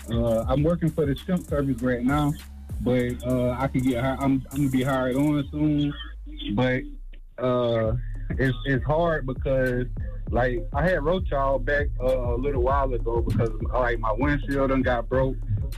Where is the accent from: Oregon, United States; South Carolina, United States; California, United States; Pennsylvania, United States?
South Carolina, United States; Aiken; now in Lexington, United States; I'm from South Carolina, too, man. {S7} Okay, what part? {S5} Aiken